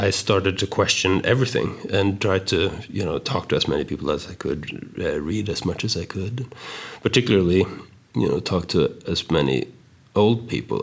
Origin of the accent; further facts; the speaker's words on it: Stockholm, Stockholm County, Sweden; moved away as an adult; now in United States; I moved from Sweden to America when I was 19